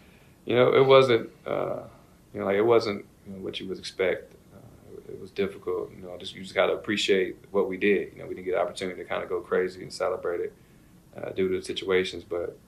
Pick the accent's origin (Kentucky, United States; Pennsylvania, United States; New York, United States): Kentucky, United States; Louisville; like I said, I'm from Kentucky, so I didn't watch basketball growing up. I didn't watch football. Like, I was outside playing. So we didn't have a professional team in Louisville